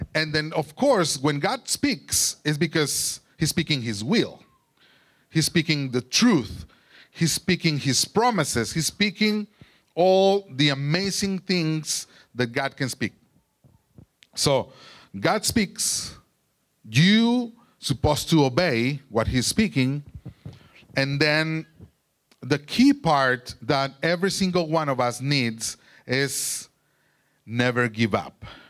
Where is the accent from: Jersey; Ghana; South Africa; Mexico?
Mexico; Durango; English is a second language; moved away; I'm from Durango, Mexico, and I grew up there.